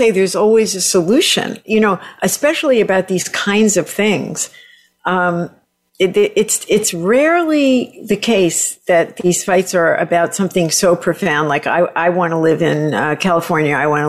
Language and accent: English; Southern Italy, Italy; I'm like Italian from the South, and my husband loves air conditioning.